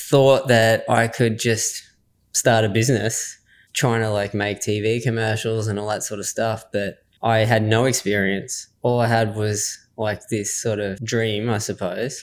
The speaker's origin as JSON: {"language": "English", "town": "Swan Hill", "region": "Victoria", "country": "Australia", "tie": "born or raised there", "said": "I grew up in Swan Hill, Victoria, and it's obviously where I am now as well"}